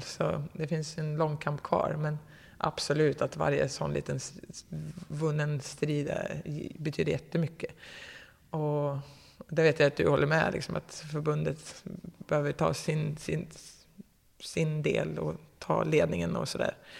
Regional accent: Katrineholm, Södermanland, Sweden; jag kommer inte från Katrineholm riktigt, om vi ska peta, men ish

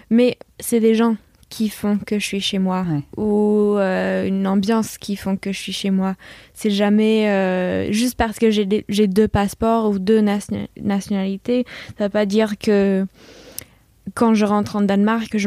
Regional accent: California, United States; also born or lived in Hong Kong / Virginia; Et je suis née aux États-Unis. On a vite déménagé à Hong Kong, donc du coup j'ai grandi un petit peu à Hong Kong également. Et après on est retourné aux États-Unis, en Californie. Après on a déménagé en Virginie.

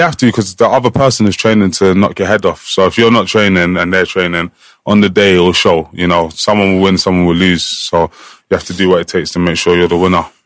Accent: England, United Kingdom; I'm the one from England that's coming here now.

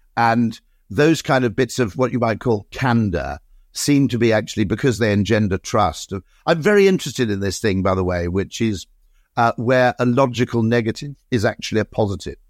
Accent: Monmouth, Wales, United Kingdom; I grew up in Monmouth

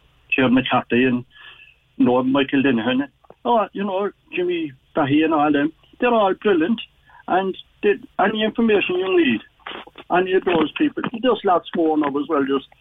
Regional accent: Cork, Munster, Ireland; I was born in the Middle Parish, 100 yards from where Thomas McSweeney was born.

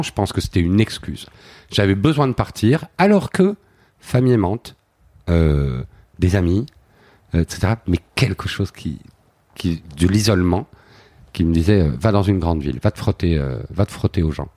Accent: Flawinne, Wallonia, Belgium; moved away as an adult; also born or lived in Paris; j'ai vraiment grandi dans dans ce truc bucolique

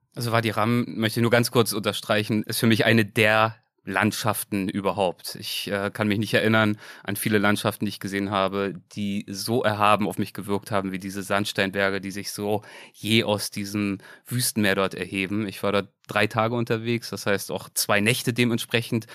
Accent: Berlin, Germany; moved away; Ich komme ja ursprünglich aus Berlin

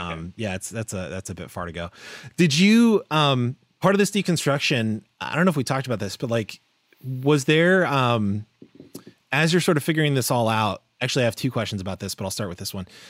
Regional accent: Florida, United States; growing up in Florida, like, that's, you know, it's the South

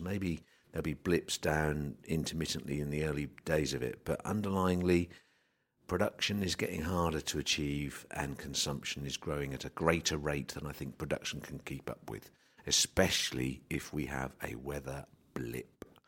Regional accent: England, United Kingdom; As an Englishman

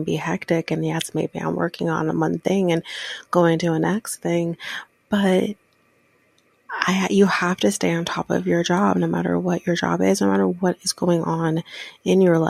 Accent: Ontario, Canada; I am Canadian, born in the same province as Justin Bieber

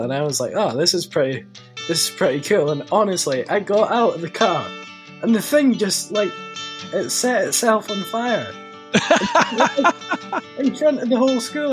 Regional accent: Isle of Tiree, Scotland, United Kingdom; I'm 16 years old, and I'm from the Isle of Tiree in Scotland.

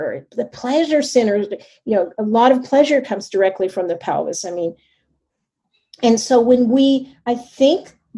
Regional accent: the South, United States; I grew up in the South

